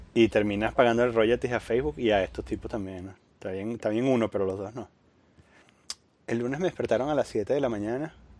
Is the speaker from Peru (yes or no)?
no; Venezuela; moved away; yo vengo de Venezuela